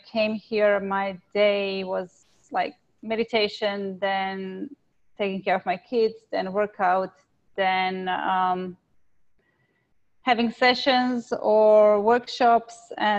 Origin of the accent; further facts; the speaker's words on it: Croatia; moved away as an adult; now in Australia; So I was born in Croatia.